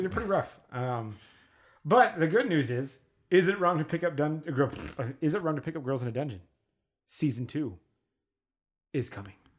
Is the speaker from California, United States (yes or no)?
no; Las Vegas, Nevada, United States; we're from Las Vegas